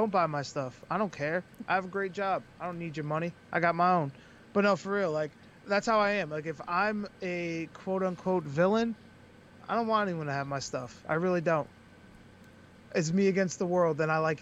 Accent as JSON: {"language": "English", "town": "Springfield", "region": "Massachusetts", "country": "United States", "said": "I'm from Springfield, Mass."}